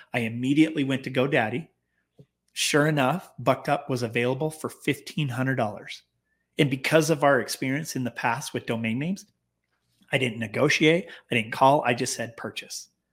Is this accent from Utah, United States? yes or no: yes; Clearfield, Utah, United States; we were basically born and raised in Clearfield, Utah, just south uh, north of Salt Lake City